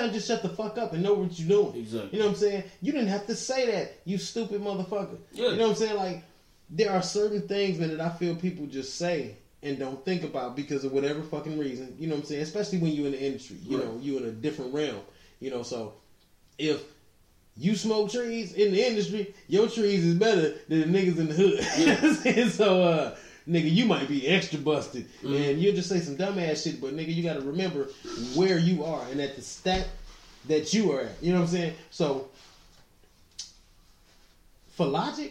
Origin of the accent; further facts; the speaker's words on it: Highland Park, Michigan, United States; I grew up in Highland Park, in the D